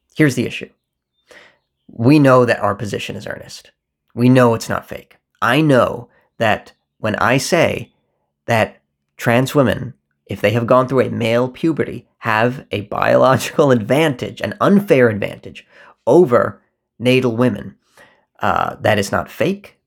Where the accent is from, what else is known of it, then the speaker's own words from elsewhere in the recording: United States; There is only a me that exists in America where those two worlds meet